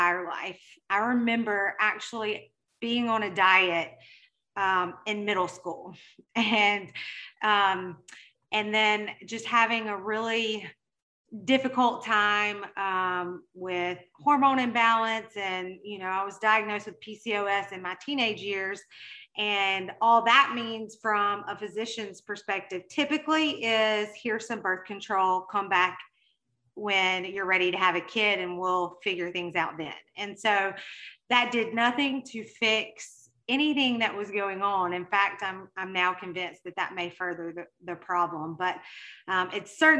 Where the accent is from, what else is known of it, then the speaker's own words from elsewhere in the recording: Mississippi, United States; accent: Mississippi; I am currently based in Mississippi, if you couldn't tell by my accent